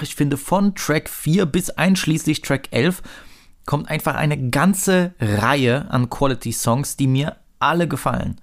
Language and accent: German; Saxony, Germany; als Sachse